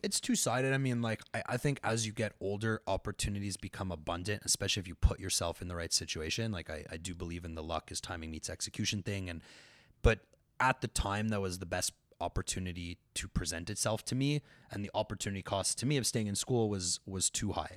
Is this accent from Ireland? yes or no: no; Montreal, Quebec, Canada; moved away as an adult; also born or lived in London, Ontario; I was from Montreal. You know, there was, like, McGill in my backyard